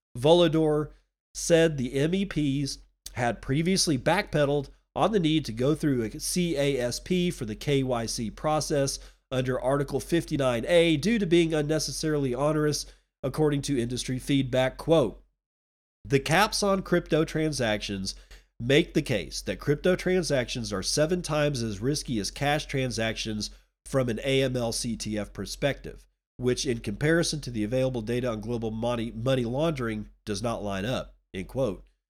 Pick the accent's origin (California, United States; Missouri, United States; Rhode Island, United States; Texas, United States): Texas, United States; now in Washington, United States; I'm a Texan